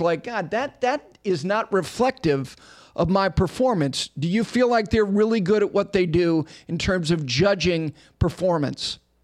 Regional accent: Ridgewood, New Jersey, United States; I grew up in Ridgewood, New Jersey

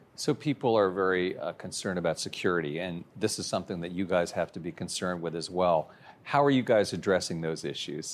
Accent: Maryland, United States; I'm from Maryland, too

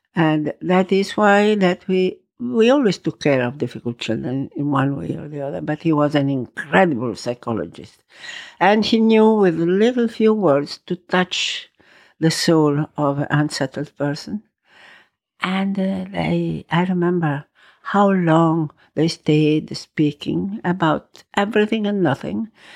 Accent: Rome, Lazio, Italy; English is a second language; also born or lived in Valpolicella, Veneto, Italy; now in New York, United States; I was born in Rome, yes. Many years ago, I was born in Rome.

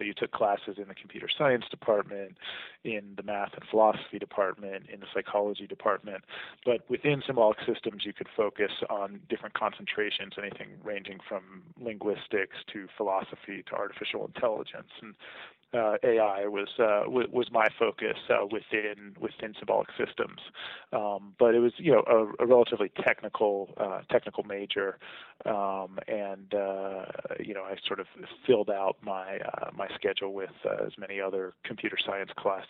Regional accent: Virginia, United States; also born or lived in Germany; I was born in Germany, but have no real memory of that because it was my first two years, and then we spent a good deal of time in the Washington D.C. Area in the Virginia suburbs while my dad was at the Pentagon.

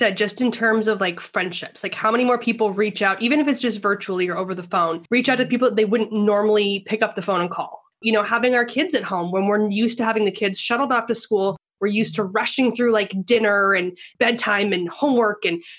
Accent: Alberta, Canada; I am originally Canadian. So born and raised, was actually in a really small town where I was born in like northern Alberta, where they have 6-foot snowdrifts by Halloween.

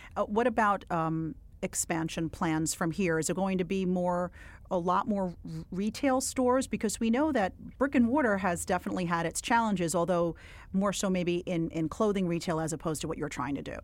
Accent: New York City, New York, United States; I am from Williamsburg, except I was in Williamsburg before it got really, like, hip and happening

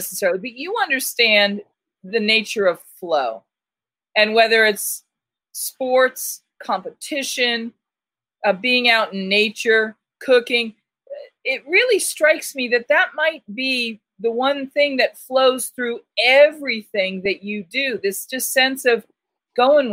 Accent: Boston, Massachusetts, United States; now in Tucson, United States; I'm from Boston. I'm from the Northeast. I'm a mouthy broad

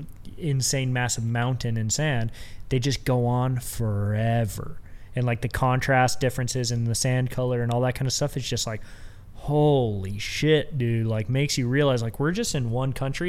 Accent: United States; Where are you from? And I say, USA.

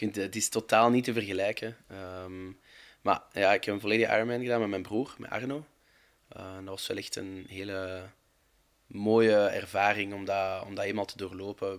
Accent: Overijse, Flanders, Belgium; ik ben van Overijse

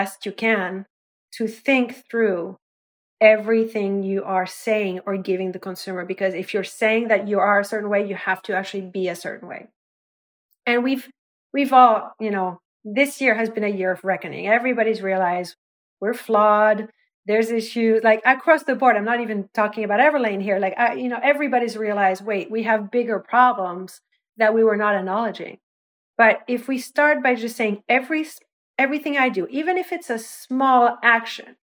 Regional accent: France; moved away; I was the French kid

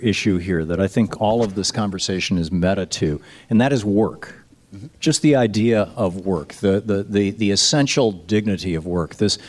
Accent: Lansing, Michigan, United States; I grew up in Lansing, Michigan. My dad worked in a tool and die shop for 40 years.

